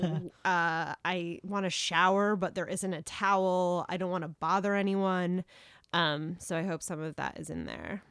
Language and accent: English; South Carolina, United States; moved away; I grew up in South Carolina